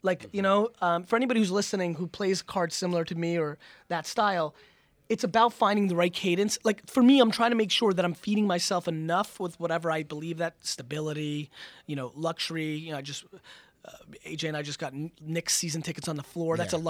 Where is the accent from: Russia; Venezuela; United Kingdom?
Russia; born there; moved away; I was born in Russia. I'm Jewish. That's how we got out of Soviet Russia.